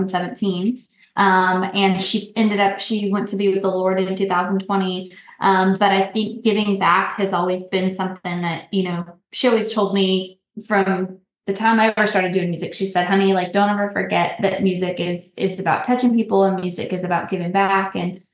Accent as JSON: {"language": "English", "region": "New Mexico", "country": "United States", "tie": "born or raised there", "also_born_or_lived": "California", "said": "So I was born in California, but we moved to New Mexico when I was like, I think I was like 3 or 4. And so I grew up, when I was young, we were in New Mexico, but we moved all over the place."}